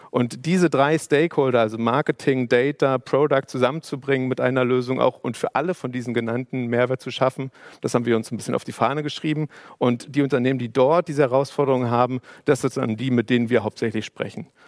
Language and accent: German; Berlin, Germany; ich bin, ich bin vielleicht so ein bisschen auch ähm, gerade als Berliner und hier aufgewachsen